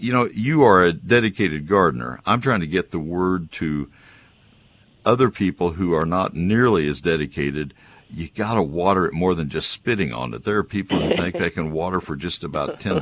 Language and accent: English; Texas, United States; I love my home state